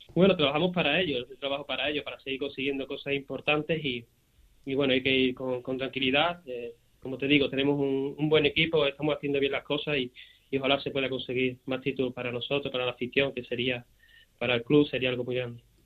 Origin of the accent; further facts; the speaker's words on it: Seville, Andalusia, Spain; Yo que soy de aquí, de Sevilla, eh, he nacido y, he crecido aquí